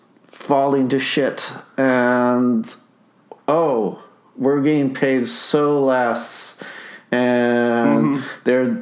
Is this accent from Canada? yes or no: yes; Winnipeg, Manitoba, Canada; Oh, we moved to St. Boniface.